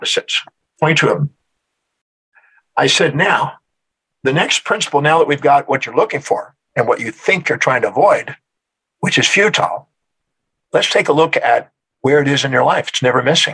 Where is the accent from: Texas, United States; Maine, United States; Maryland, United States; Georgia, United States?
Texas, United States; Houston; I'm originally from Houston, Texas